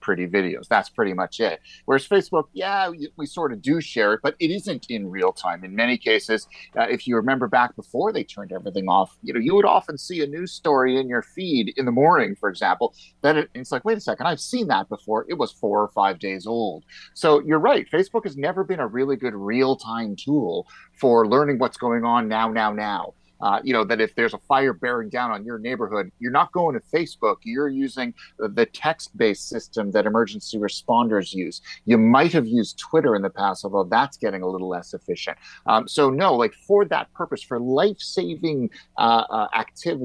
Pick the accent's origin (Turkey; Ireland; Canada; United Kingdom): Canada; as a Canadian